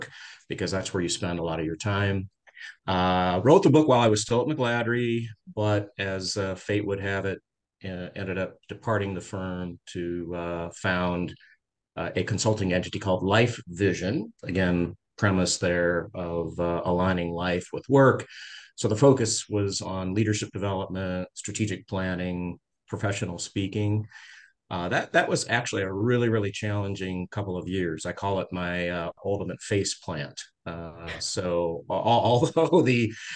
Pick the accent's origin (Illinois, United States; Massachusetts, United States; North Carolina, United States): Illinois, United States; Peoria; moved away as an adult; also born or lived in Normal, Illinois; now in Champaign, United States; I grew up in Peoria, Illinois, in a family business